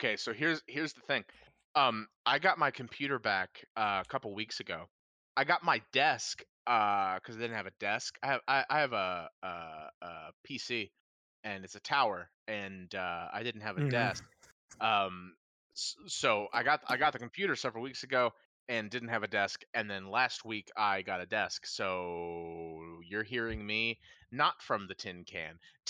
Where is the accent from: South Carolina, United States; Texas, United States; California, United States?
Texas, United States; from South Texas, and this is the intro.